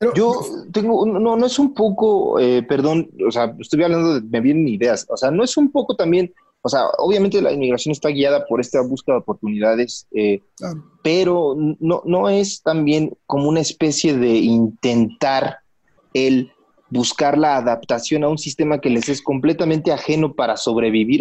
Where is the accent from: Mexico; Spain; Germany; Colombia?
Mexico